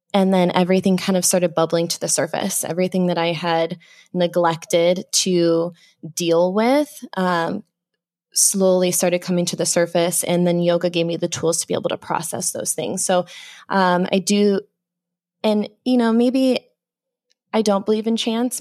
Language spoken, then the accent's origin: English; Phoenix, Arizona, United States; was born and raised in the Phoenix area